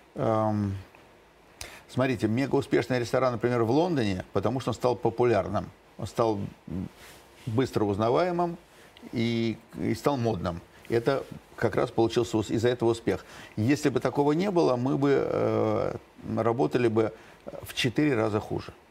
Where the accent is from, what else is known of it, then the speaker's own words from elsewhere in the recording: Moscow, Russia; я родился в Москве